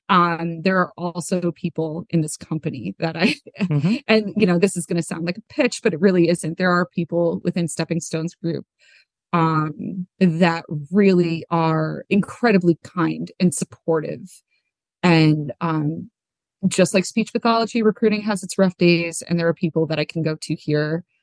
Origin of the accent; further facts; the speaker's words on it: New Jersey, United States; I'm from New Jersey. That's my native tongue.